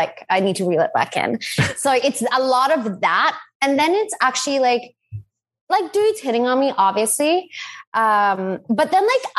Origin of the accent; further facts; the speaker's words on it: Australia; moved away as an adult; also born or lived in New York, United States; now in Los Angeles, United States; I'm Australian